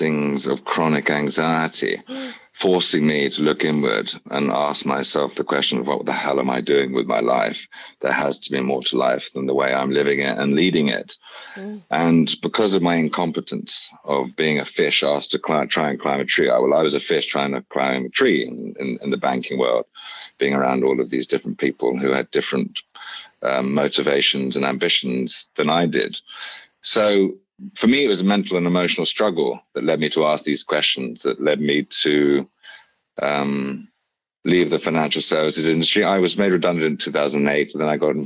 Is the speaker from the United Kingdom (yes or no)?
yes; England, United Kingdom; moved away as an adult; also born or lived in Bali, Indonesia; as a privileged man, as an English man